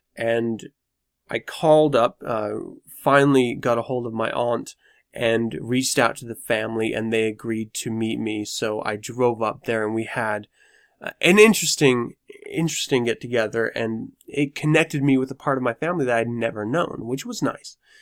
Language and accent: English; United States; I'm an American